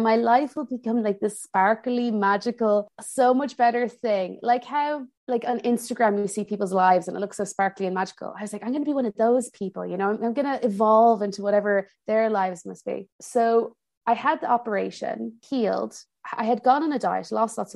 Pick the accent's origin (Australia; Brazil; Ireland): Ireland; moved away as an adult; also born or lived in United States / Milan, Italy; now in Paris, France; I grew up in Ireland